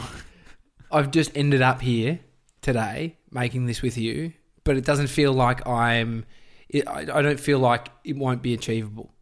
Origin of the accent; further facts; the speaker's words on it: Melbourne, Victoria, Australia; I grew up in Brighton